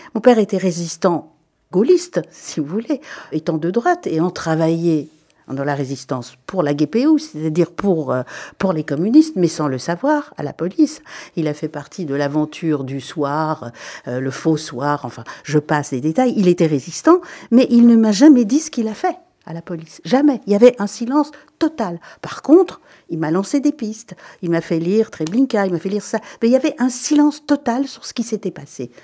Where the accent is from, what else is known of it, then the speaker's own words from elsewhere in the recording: Belgium; je suis belge et je le revendique